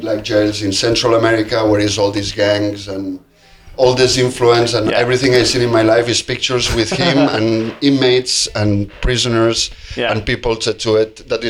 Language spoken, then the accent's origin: English; Barcelona, Catalonia, Spain; also born or lived in Menorca; I'm from Barcelona. Yeah, I was born in 88.